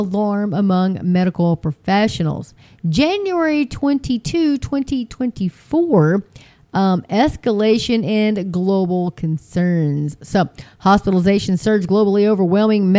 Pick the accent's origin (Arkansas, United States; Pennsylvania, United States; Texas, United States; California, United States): Texas, United States; I'm Texan girl.